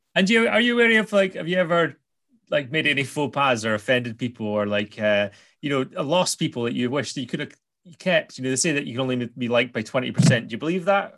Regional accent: Scotland, United Kingdom; I'm Scottish

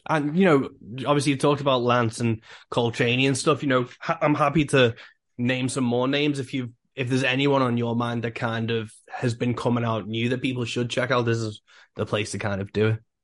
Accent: England, United Kingdom; I'm from England

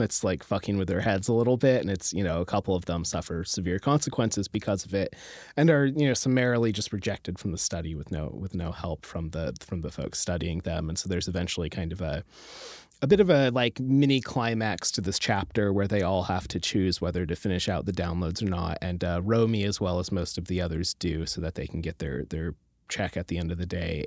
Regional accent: rural Alaska, United States; I grew up in, like, a rural Alaska

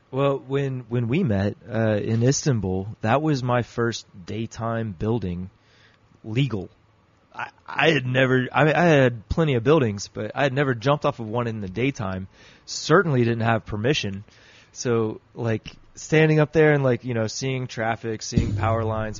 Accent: United States

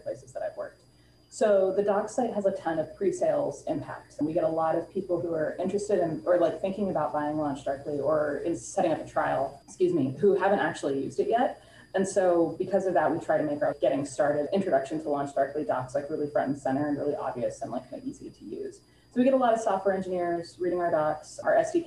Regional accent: Bay Area, California, United States; born and raised in the Bay Area

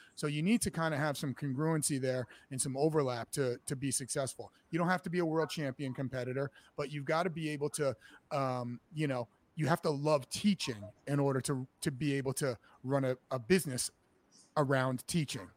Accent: New Haven, Connecticut, United States; now in Boston, United States; I'm from Connecticut, actually. I'm from uh, New Haven, and I grew up a wrestler.

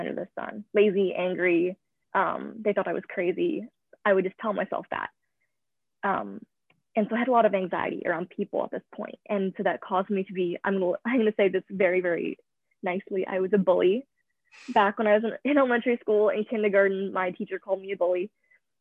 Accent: Vernon, British Columbia, Canada; also born or lived in Vancouver, British Columbia; I was born in Vancouver, British Columbia, and I moved to the North Okanagan in a small town called Vernon when I was 4. So I've pretty much grown up in a small town from the ages of 4 to 18

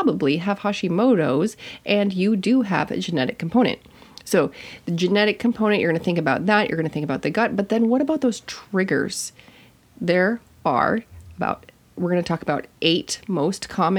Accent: Minnesota, United States; I'm from Minnesota

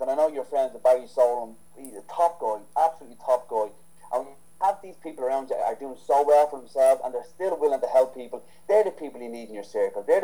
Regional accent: Ireland; I'm not biased for Irish trainers, but I'm Irish

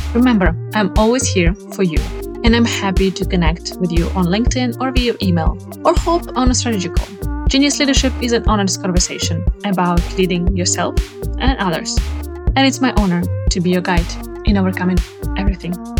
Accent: Ukraine; moved away; also born or lived in Sweden; I'm originally from Ukraine

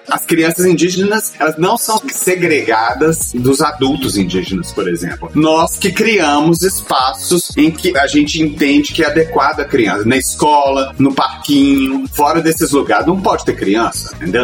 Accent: Belo Horizonte, Minas Gerais, Brazil; Belo Horizonte, que é de onde eu venho

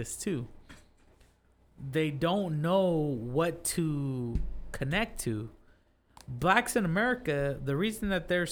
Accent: Fresno, California, United States; now in Tulare County, United States; I live in Tulare County, but I'm from Fresno.

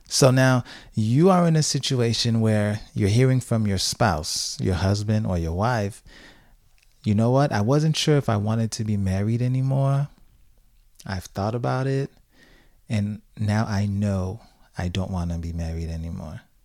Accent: Haiti; now in Tampa, United States; when I was growing up in Haiti

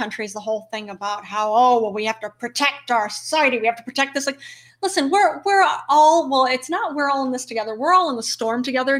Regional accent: New York, United States; And that's even as a New Yorker.

